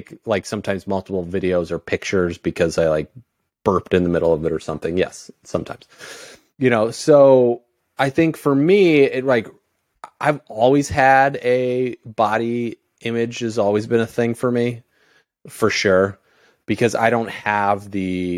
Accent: Indiana, United States; now in Miami, United States; I grew up in Indiana.

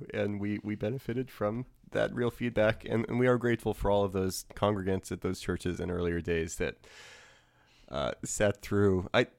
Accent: New Orleans, Louisiana, United States; moved away; I grew up in New Orleans, so Matt and I came from opposite parts of the country.

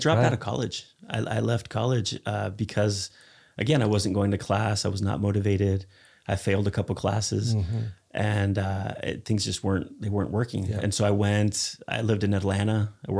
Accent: Spain; I grew up in Spain. I've traveled all over the world.

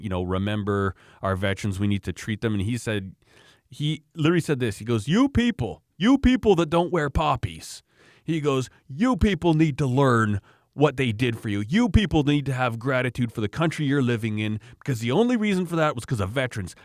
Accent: Canada

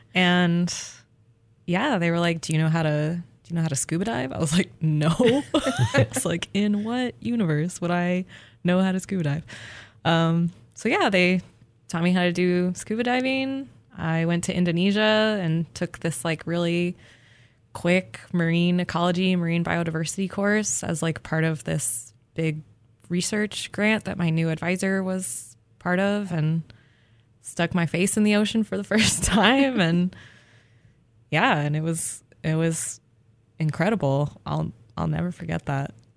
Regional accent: Albuquerque, New Mexico, United States; moved away; I grew up in Albuquerque, New Mexico

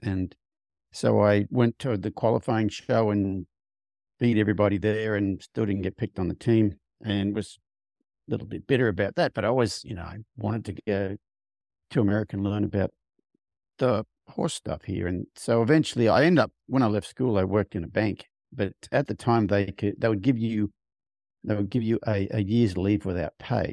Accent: Australia; moved away as an adult; now in United States; I grew up on a farm in Australia, rode horses a lot as a kid

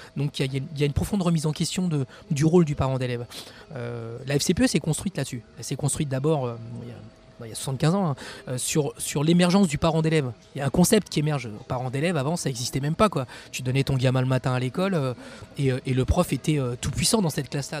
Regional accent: Champigny-sur-Marne, Île-de-France, France; j'ai grandi à Champigny-sur-Marne

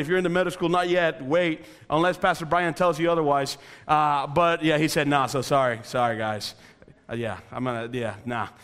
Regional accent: Dominican Republic; moved away; also born or lived in Coventry; I'm originally from the Dominican Republic.

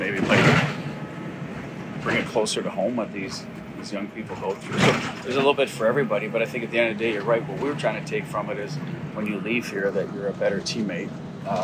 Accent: Canada; now in United States; as a Canadian growing up

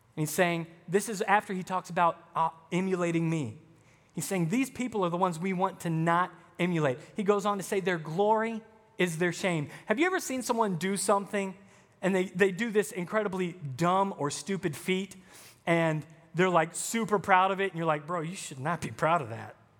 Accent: the South, United States; now in Wisconsin, United States; I'm from the South

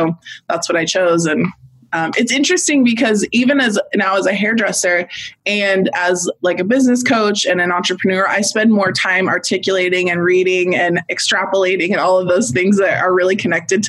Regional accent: Washington, United States; moved away as an adult; also born or lived in California; I'm from Washington State. At this point, I was living in California

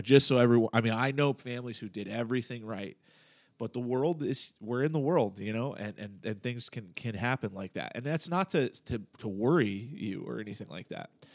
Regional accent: United States; I'm thoroughly American, you know, and have been, you know, raised in this way

